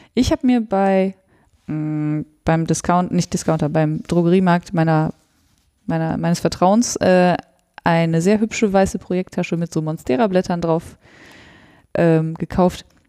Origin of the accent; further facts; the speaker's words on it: Sauerland, North Rhine-Westphalia, Germany; Und ich komme ja aus dem Sauerland